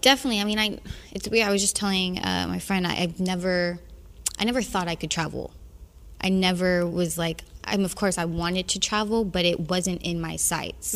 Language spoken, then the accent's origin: English; the South, United States; I'm from the South, and that whole Midwest feel, that whole part of America is very familiar to me